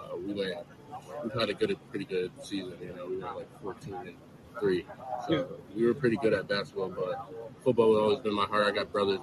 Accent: Binghamton, New York, United States; I grew up in Binghamton, New York

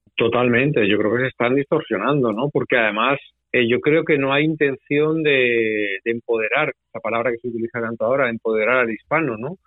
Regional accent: Spain; now in United States; yo vengo de España

